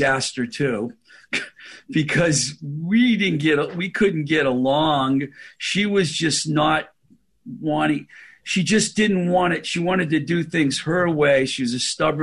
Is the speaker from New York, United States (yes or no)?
no; Boston, Massachusetts, United States; I was from Boston